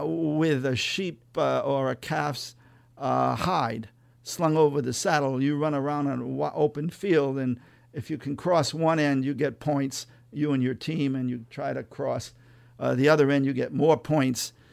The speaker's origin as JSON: {"language": "English", "town": "Millville", "region": "Massachusetts", "country": "United States", "tie": "born or raised there", "also_born_or_lived": "Woonsocket, Rhode Island / Worcester, Massachusetts / Boston", "said": "I was born in Woonsocket, Rhode Island, and I grew up in a little town called Millville, Massachusetts, near the Rhode Island line between Worcester and Providence"}